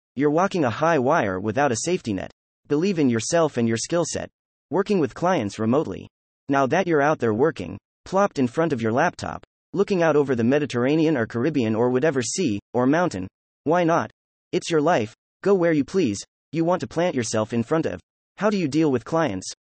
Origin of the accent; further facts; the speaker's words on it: United States; I'm from the States